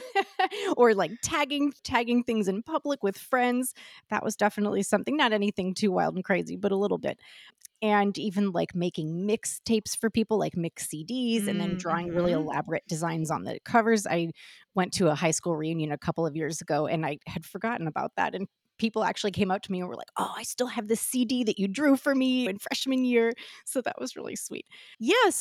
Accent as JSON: {"language": "English", "town": "St. Louis", "region": "Missouri", "country": "United States", "tie": "born or raised there", "moved": "as an adult", "lives_now": "Los Angeles, United States", "said": "I'm from St. Louis, Missouri"}